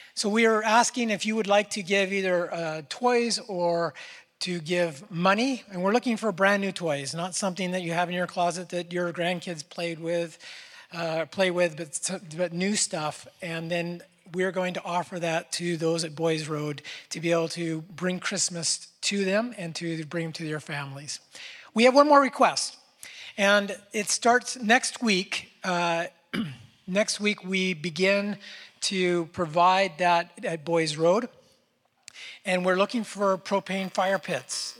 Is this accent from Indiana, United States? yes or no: no; Northern California, United States; I was born in Northern California